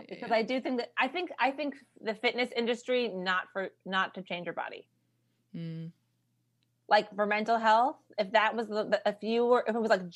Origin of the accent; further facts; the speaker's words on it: New York, United States; I'm from New York.